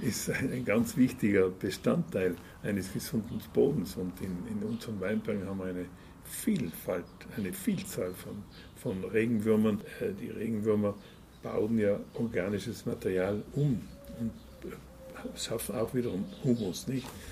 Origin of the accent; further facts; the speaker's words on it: South Tyrol, Trentino-Alto Adige, Italy; bei uns in Südtirol